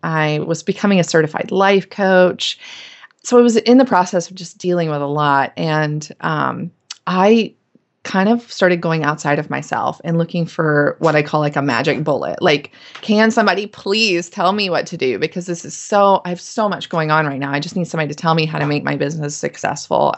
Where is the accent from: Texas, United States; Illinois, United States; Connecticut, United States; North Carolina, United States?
North Carolina, United States; Winston-Salem; I grew up in North Carolina, in Winston-Salem